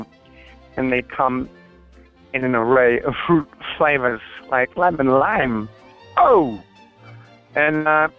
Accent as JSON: {"language": "English", "region": "New Jersey", "country": "United States", "tie": "born or raised there", "said": "I was just a kid from Jersey"}